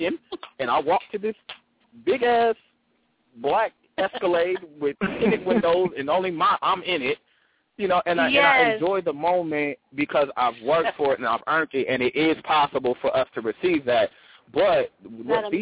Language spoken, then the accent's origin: English; Oakland, California, United States; I'm from Oakland. I'm in the Bay Area.